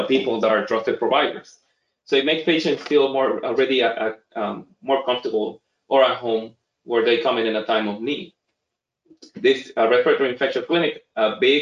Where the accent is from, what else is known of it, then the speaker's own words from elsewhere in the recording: Puerto Rico; now in Boston, United States; I'm, you know, born and raised in Puerto Rico